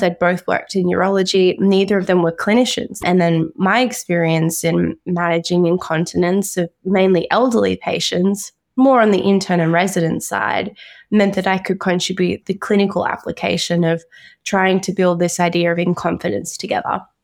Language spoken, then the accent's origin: English; Brisbane, Queensland, Australia; I was born and raised in Brisbane, Queensland